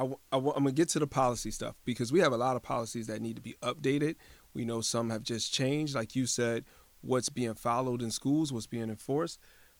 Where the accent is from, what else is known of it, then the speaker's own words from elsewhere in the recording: Hartford, Connecticut, United States; I was born and raised in Hartford. I'm not trying to knock Hartford. I no longer live in Hartford.